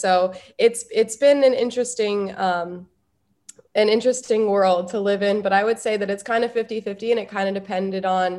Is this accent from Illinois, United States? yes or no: no; South Dakota, United States; moved away as an adult; now in Washington, D.C., United States; as someone who is originally from South Dakota and spent most of the pandemic in Governor Kristi Noem's, you know, freedom state